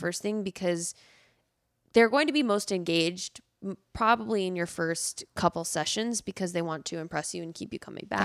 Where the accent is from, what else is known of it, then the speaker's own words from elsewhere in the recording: the South, United States; growing up in the South